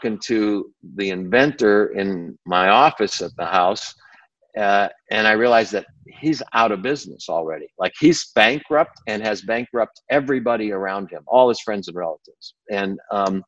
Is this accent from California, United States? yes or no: yes; Burbank, California, United States; also born or lived in Batavia, New York; my parents moved me to Burbank when I was 8 years old, Burbank, California